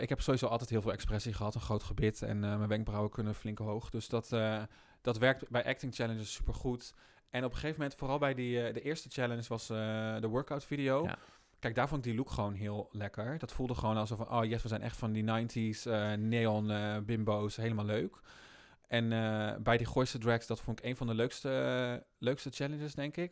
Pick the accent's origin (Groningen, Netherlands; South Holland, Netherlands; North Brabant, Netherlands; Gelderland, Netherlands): South Holland, Netherlands; Rotterdam; Ik kom uit Rotterdam natuurlijk